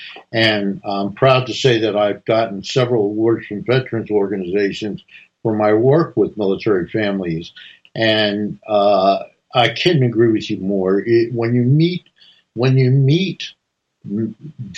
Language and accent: English; New Jersey, United States; I was raised in New Jersey as a young boy